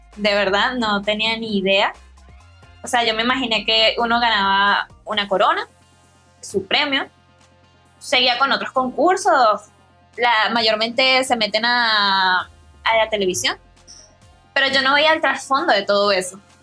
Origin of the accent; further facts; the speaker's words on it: Venezuela; Soy una joven venezolana